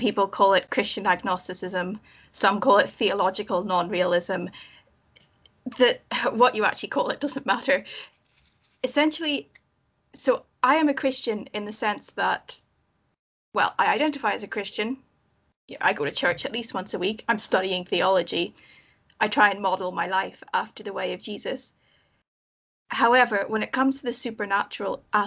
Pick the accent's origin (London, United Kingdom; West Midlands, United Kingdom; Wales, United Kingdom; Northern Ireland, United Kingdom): Northern Ireland, United Kingdom; moved away as an adult; now in Scotland; I'm originally from Northern Ireland, but I'm currently studying in Scotland